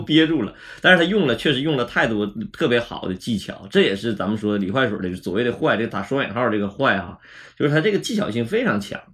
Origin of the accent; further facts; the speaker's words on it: Northeast China, China; accent: Northeastern (Dongbei); 东北话语言里头就经常没有主谓宾